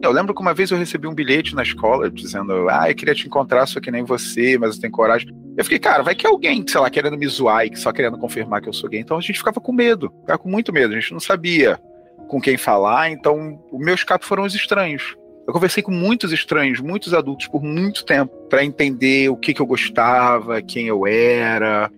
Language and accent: Portuguese; Rio de Janeiro, Brazil; now in São Paulo, Brazil; hoje em dia eu moro em São Paulo, mas eu sou do Rio de Janeiro